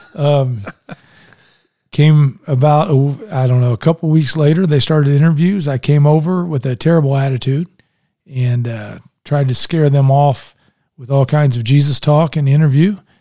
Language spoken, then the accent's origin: English; Indianapolis, Indiana, United States; now in Westfield, United States; I grew up in Indianapolis